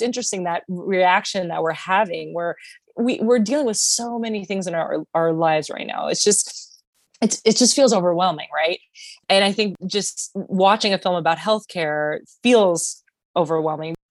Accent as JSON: {"language": "English", "town": "Miami", "region": "Florida", "country": "United States", "said": "I'm originally from Miami"}